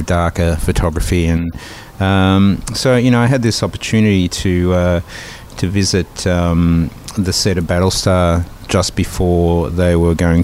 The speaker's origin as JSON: {"language": "English", "town": "Melbourne", "region": "Victoria", "country": "Australia", "tie": "born or raised there", "moved": "yes", "said": "the Croatians, a massive presence in my hometown there"}